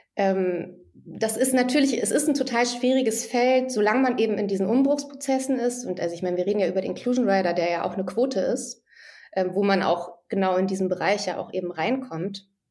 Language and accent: German; Hamburg, Germany; moved away as an adult; also born or lived in Ludwigsburg; Ich komme ja eigentlich aus Hamburg oder bin da aufgewachsen.